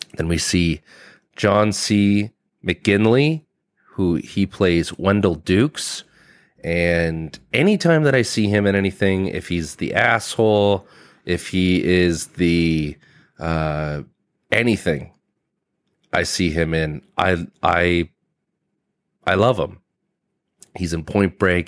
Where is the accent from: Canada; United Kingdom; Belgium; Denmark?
Canada; I'm from Canada and we don't have a lot of armories in business buildings